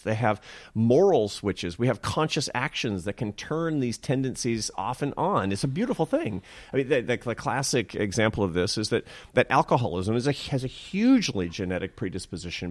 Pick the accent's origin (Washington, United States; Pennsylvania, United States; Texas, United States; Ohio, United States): Washington, United States; Seattle; I'm from Seattle and my mother was an artist.